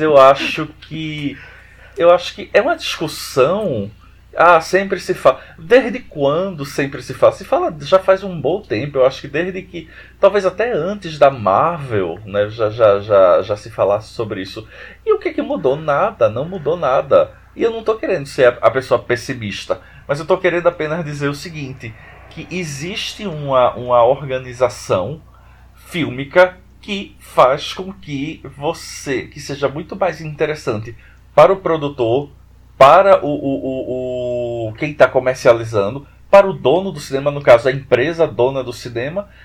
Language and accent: Portuguese; Recife, Pernambuco, Brazil; eu sou aqui de Recife